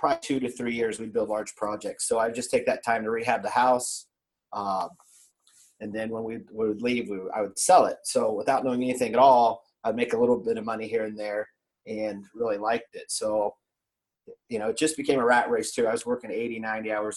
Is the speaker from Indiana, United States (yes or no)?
yes; Indiana, United States; now in Columbus, United States; I grew up in Indiana